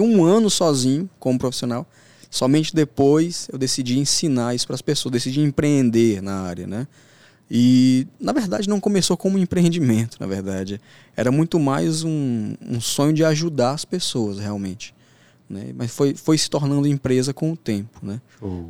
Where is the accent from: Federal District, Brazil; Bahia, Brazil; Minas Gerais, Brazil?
Federal District, Brazil; Brasília; also born or lived in Santa Quitéria, Ceará; criado em periferia da, de Brasília